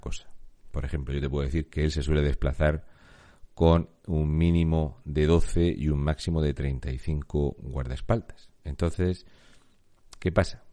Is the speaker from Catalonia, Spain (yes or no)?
no; Murcia, Region of Murcia, Spain; yo soy de Murcia